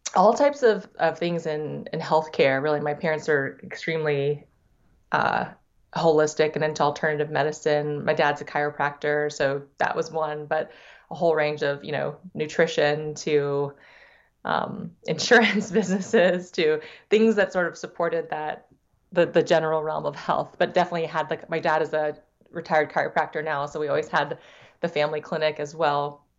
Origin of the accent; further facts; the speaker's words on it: Davenport, Iowa, United States; first language Thai; English is a second language; also born or lived in Silicon Valley; now in Minneapolis, United States; was, was in chiropractic school in Davenport, which is where I was born